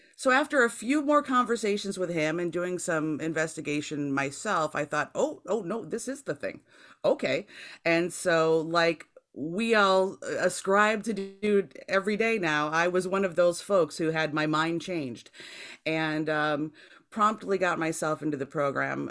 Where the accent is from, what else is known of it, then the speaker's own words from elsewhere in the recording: Jamestown, New York, United States; my hometown of Jamestown, New York